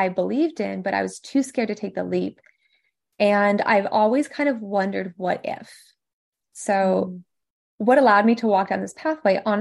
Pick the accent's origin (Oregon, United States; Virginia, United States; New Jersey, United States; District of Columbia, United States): District of Columbia, United States; Washington; also born or lived in MENA region; here in DC because this is where I am from. I'm American